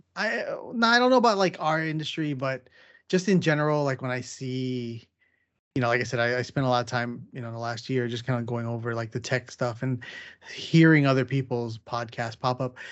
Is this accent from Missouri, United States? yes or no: no; San Diego, California, United States; me growing up in San Diego.